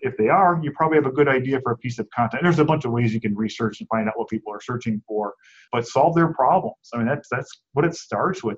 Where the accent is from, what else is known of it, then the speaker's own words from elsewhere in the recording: Cleveland, Ohio, United States; moved away as an adult; also born or lived in Buffalo, New York; now in Phoenix, United States; I grew up in Cleveland